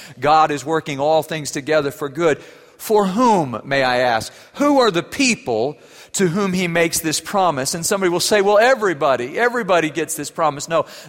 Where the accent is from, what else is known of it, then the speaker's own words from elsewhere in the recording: Germany; I wasn't brave enough to say it in English. I grew up in Germany.